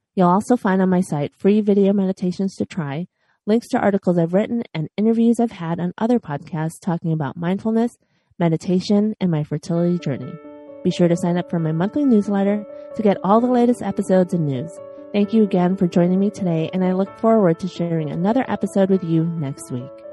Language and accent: English; Chicago, Illinois, United States; now in Los Angeles, United States; I was born and raised in Chicago, and now I'm